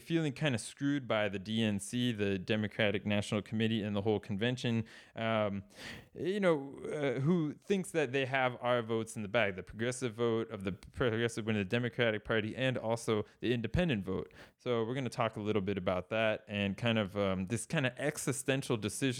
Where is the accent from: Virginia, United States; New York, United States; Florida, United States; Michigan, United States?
Florida, United States; I looked at Florida, where I'm originally from Florida.